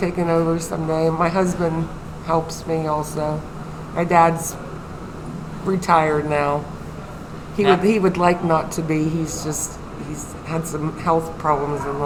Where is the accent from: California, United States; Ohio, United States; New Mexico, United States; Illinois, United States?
Ohio, United States; Athens; I was born in Athens. Actually, I was born right up the street here.